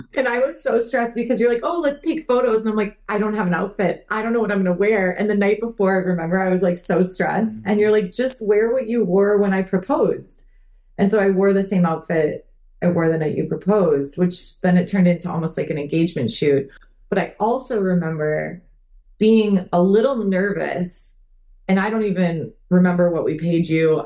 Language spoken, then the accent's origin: English; Minnesota, United States; also born or lived in Phoenix Scottsdale area, Arizona; now in Arizona, United States; where I grew up in Minnesota